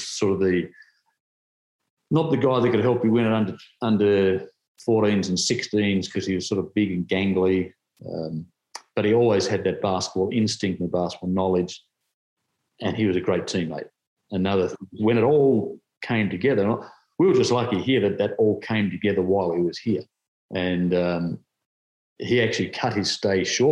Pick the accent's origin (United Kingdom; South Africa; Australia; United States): Australia; Tasmania; My home state